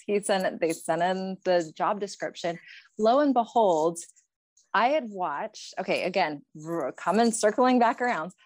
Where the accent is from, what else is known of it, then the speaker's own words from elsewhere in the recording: Pennsylvania, United States; moved away as an adult; now in Spokane, United States; I'm originally from Pennsylvania